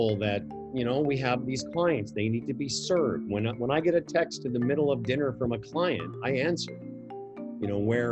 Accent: Moose Jaw, Saskatchewan, Canada; moved away as an adult; also born or lived in Vancouver; the local radio station in my hometown

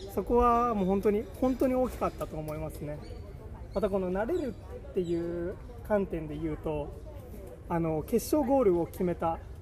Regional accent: Okinawa, Japan; moved away as an adult; now in Barcelona, Spain; 今現在はバルセロナのホスピタレットというクラブでコーチをやらせていただいてます、えー、25歳です沖縄県出身です

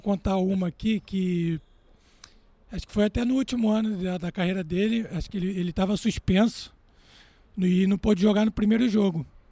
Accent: Rio de Janeiro, Brazil; Rio de Janeiro. Exatamente. Cidade onde eu nasci e que eu mais gosto realmente.

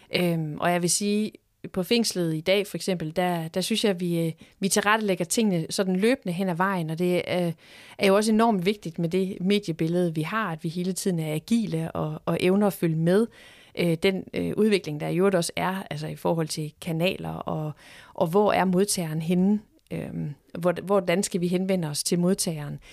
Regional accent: Horsens, Central Denmark Region, Denmark; nu er jeg selv født og opvokset i Horsens

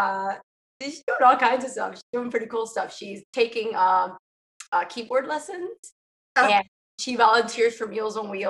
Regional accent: Southern Maryland, United States; moved away as an adult; I was born and raised in Southern Maryland

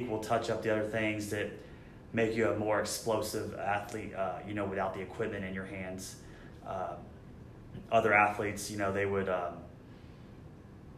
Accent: San Antonio, Texas, United States; I'm from San Antonio

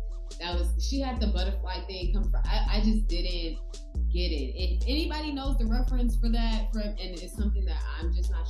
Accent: New York, United States; You know, as a New Yorker, somewhat

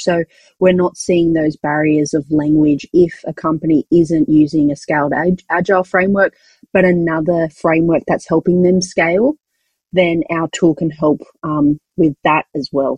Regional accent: Australia; accent: Australian; we're an Australian company, if you didn't recognize where my accent is from.

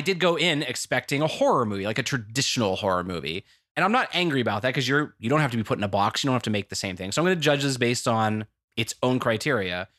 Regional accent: United States; talked in that accent the whole time, and everyone knew I was American.

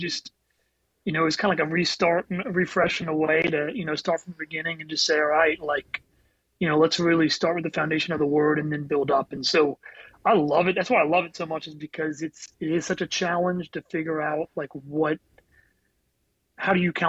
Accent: New Orleans, Louisiana, United States; also born or lived in New Jersey; I was born in New Jersey. My dad took a transfer down to New Orleans when I was just really young

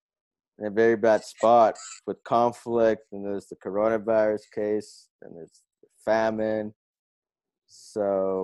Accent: Palo Alto, California, United States; also born or lived in Portugal; I'm born here too. Well, San Francisco Bay Area, Palo Alto, but like, you know, I was also in Portugal because, you know, my family's there.

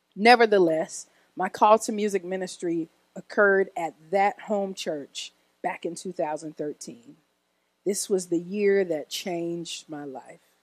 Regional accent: Oak Park, Illinois, United States; I was born in Oak Park, Illinois, a suburb west of Chicago

